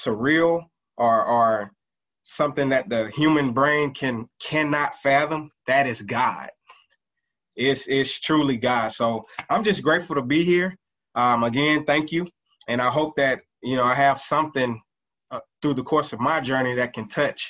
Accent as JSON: {"language": "English", "town": "College Park", "region": "Georgia", "country": "United States", "tie": "born or raised there", "said": "I'm originally from Atlanta, Georgia, better known as, I would say, College Park, Georgia, actually. Grew up in a household"}